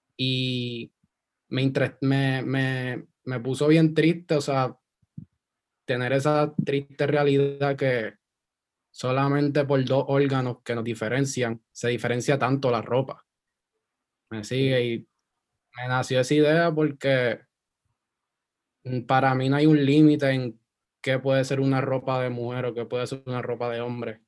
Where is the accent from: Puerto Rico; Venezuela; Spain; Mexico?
Puerto Rico; Guaynabo; moved away as an adult; also born or lived in Isla Verde, Puerto Rico; yo me crié en Guaynabo, yo soy Guaynabich